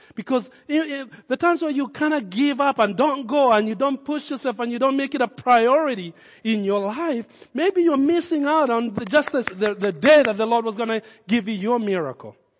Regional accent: Kenya; accent: Kenyan; my Kenyan accent.

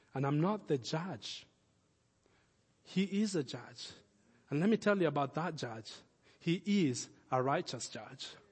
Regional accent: Nairobi, Kenya; now in Lincoln; When I was a kid, we grew up in Kenya and, uh, our, our house was in the last development in Nairobi at the time

